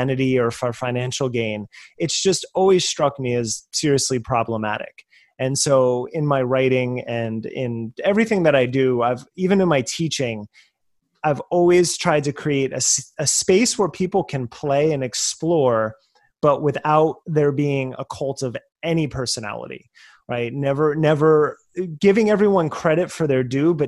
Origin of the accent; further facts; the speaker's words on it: United States; growing up in America